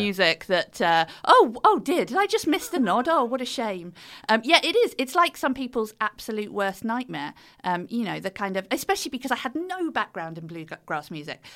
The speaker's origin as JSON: {"language": "English", "country": "United Kingdom", "accent": "British", "said": "We're British"}